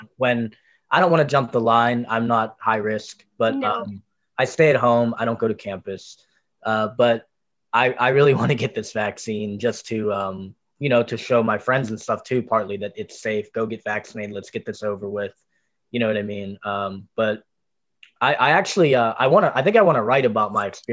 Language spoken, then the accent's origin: English; North Lauderdale, Florida, United States; also born or lived in Parkland; now in Coral Springs, United States; I'm in Coral Springs, Parkland mostly right now. But I'm from North Lauderdale